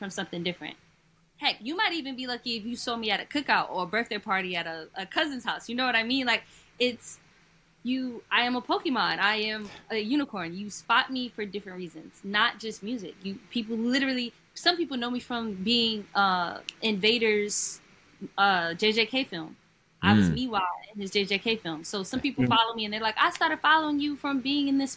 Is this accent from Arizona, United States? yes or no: no; New York, United States; I'm from New York